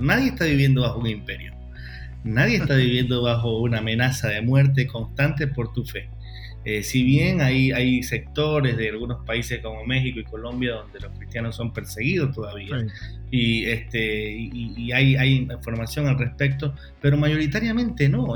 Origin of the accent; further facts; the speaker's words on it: Ecuador; En mi país, en Ecuador